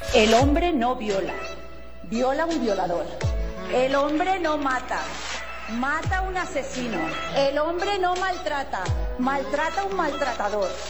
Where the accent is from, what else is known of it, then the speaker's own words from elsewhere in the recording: Spain; como española